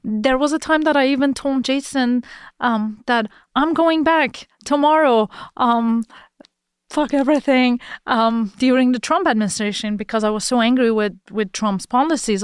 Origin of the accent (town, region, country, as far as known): Iran; moved away